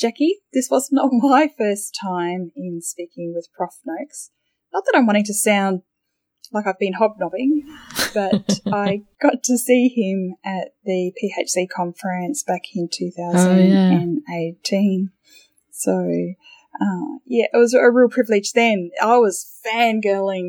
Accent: Australia; being an Australian

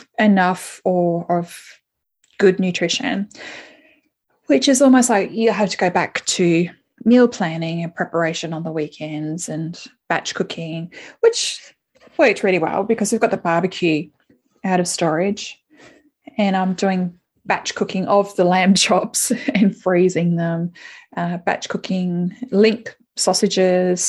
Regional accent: Adelaide, South Australia, Australia; moved away as an adult; now in Melbourne, Australia; I'm living in Melbourne, and I haven't lived in Melbourne before, my hometown is Adelaide

